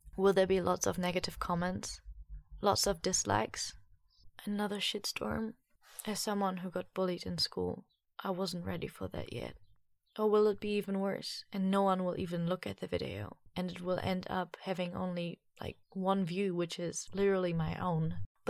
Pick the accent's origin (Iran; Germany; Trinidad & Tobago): Germany; accent: German; English is a second language; I do feel a little bit embarrassed when I watch the video nowadays because my German accent was for real pretty bad.